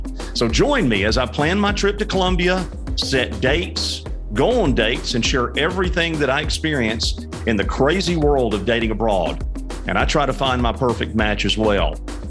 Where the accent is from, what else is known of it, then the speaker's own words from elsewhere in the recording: United States; I'm an American bachelor